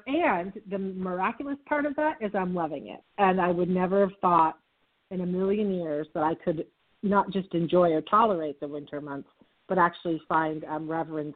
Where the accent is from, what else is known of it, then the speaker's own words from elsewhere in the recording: Vermont, United States; moved away as an adult; also born or lived in upstate New York / Texas; I grew up in Vermont, and I spent the first couple of decades of my life, well, almost three decades of my life in Vermont and upstate New York.